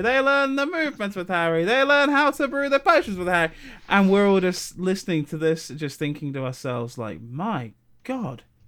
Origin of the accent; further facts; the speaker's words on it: South of England, United Kingdom; moved away; I'm not from Liverpool. I'm from the south of England